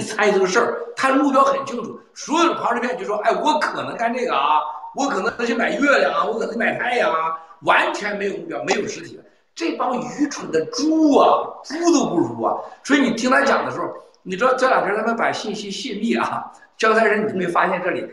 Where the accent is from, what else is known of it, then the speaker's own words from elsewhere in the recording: China; 我们中国人把自己给吓死了。